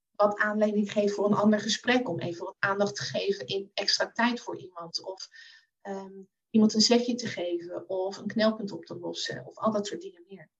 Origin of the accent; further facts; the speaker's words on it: The Hague, South Holland, Netherlands; now in Zoetermeer, Netherlands; geboren en getogen in Den Haag